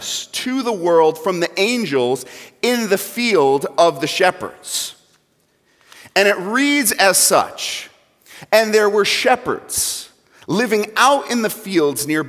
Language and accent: English; New York, United States; moved away; I'm not from Central Assembly originally. I'm from New York. So if I say things funny, you know why